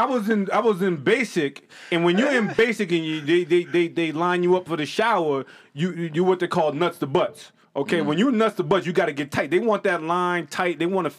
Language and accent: English; New England, United States; accent: New England; Listen, I'm from the Northeast, and I have a New England accent.